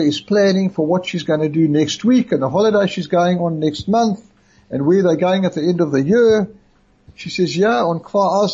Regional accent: Brakpan, Gauteng, South Africa; moved away as an adult; also born or lived in Raanana, Israel; now in Israel; I come from Brakpan, for those that don't know, which is a little town close to Benoni.

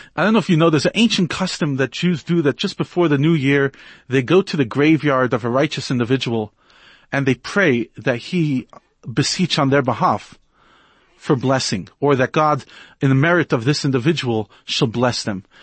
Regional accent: United States; now in South Africa; As an American

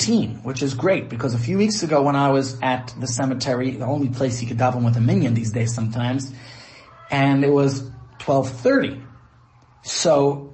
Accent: United States; now in Johannesburg, South Africa; That's what I grew up with in the States

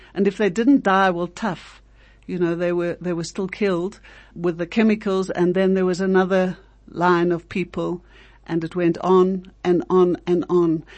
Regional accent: South Africa; we as South African Jews

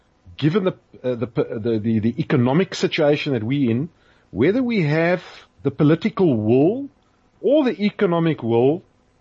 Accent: South Africa; we have a history of divisiveness back at home here.

